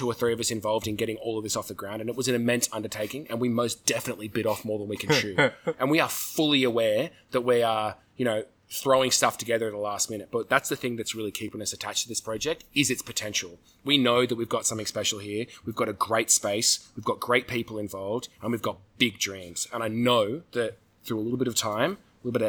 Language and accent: English; Southern California, United States; Growing up in Southern California